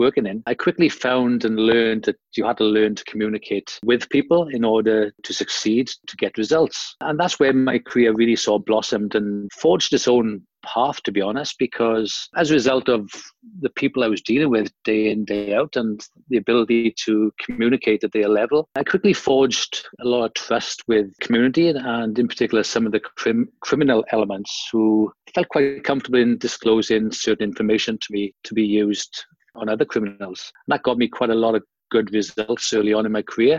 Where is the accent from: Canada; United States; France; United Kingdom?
United Kingdom; South Wales; moved away as an adult; now in Australia; I was born and bred in Wales, South Wales, in the UK